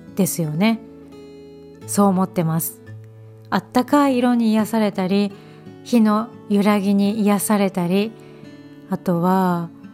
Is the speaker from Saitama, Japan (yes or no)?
no; Hokkaido, Japan; born or raised there